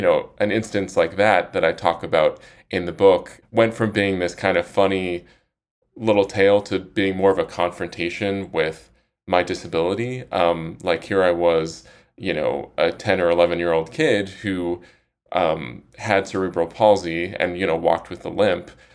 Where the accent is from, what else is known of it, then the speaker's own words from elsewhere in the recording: Salt Lake City, Utah, United States; now in Austin, United States; I'm from Salt Lake City